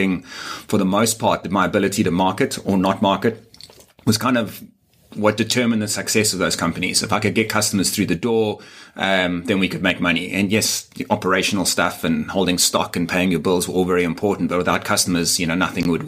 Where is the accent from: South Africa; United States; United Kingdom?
South Africa; Durban, KwaZulu-Natal; moved away as an adult; now in Cape Town, South Africa; I'm actually not from Cape Town. I'm from Durban, which is a smaller, still significant, but a smaller city on the east coast